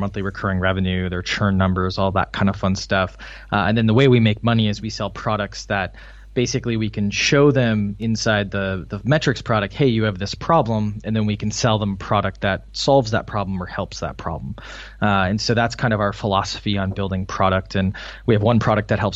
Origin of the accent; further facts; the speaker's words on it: Wisconsin, United States; moved away as an adult; also born or lived in Illinois; now in Boston, United States; I'm from Wisconsin, which for any international listeners, that's kind of in the middle of the U.S. A lot of dairy farms. So I grew up kind of in that area